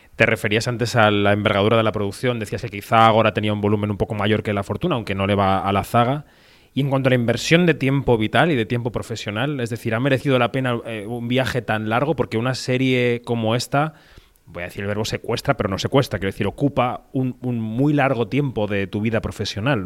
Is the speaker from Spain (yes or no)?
yes; Spain; los españoles